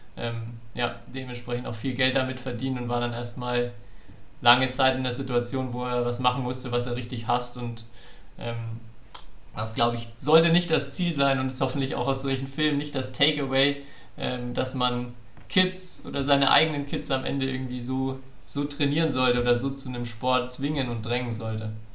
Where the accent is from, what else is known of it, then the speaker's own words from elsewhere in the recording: Franconia, Bavaria, Germany; ich bin ja Franke